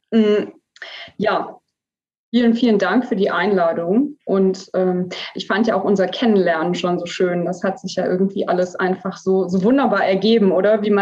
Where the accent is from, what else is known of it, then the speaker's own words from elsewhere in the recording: Namibia; ich bin aber als, als Säugling, also mit ja. ein paar Wochen dorthin. Genau, also ich kann mich quasi an, an keine Zeit vor Namibia erinnern, sozusagen, genau.